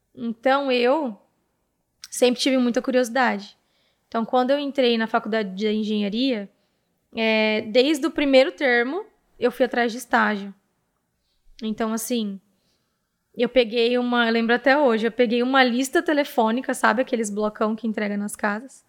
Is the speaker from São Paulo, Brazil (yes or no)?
yes; Presidente Prudente, São Paulo, Brazil; a partir dos 11 anos, eu morei aqui